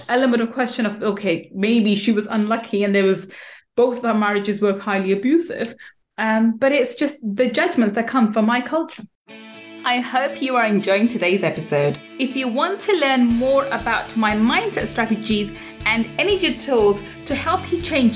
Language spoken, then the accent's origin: English; London, United Kingdom; also born or lived in Manchester; I was born in Manchester, brought up in London